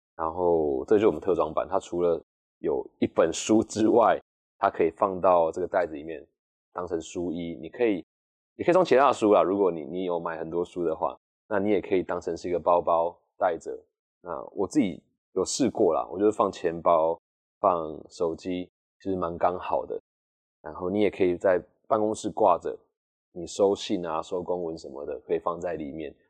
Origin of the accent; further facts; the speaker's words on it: Taichung, Taiwan; 从小在乡下长大